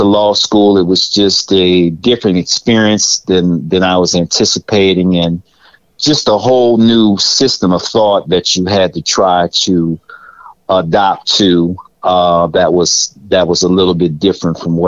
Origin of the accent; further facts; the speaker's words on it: New Orleans, Louisiana, United States; also born or lived in Denver; I was born in Denver, and when I was about 5 years old, my family moved to New Orleans. And growing up in New Orleans was a great experience